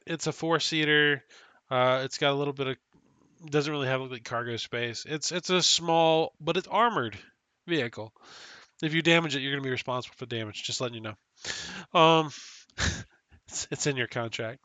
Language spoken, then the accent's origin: English; United States; I'm an American